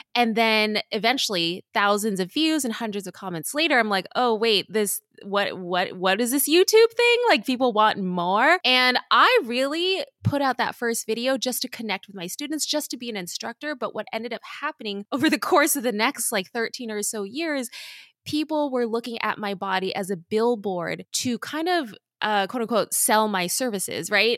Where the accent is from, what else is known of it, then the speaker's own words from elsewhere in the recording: Southern California, United States; I grew up in Southern California.